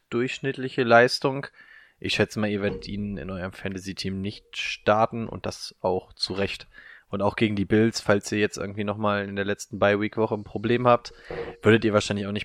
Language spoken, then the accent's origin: German; North Rhine-Westphalia, Germany; Ich bin im Ruhrgebiet aufgewachsen.